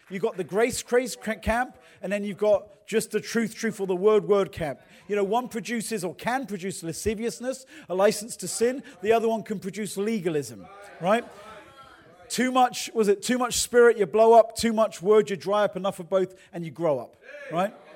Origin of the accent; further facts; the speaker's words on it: England, United Kingdom; accent: English; now in United States; I'm from England